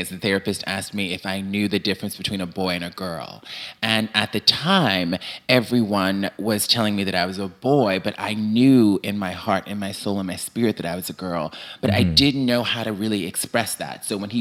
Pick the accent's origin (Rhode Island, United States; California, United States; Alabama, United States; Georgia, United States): Alabama, United States; Mobile; moved away as an adult; also born or lived in Birmingham, Alabama; when I was a kid growing up in Alabama in the 70s and 80s